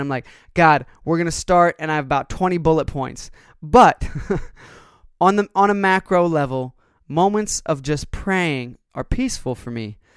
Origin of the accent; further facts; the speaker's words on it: United States; as Americans, we as American consumers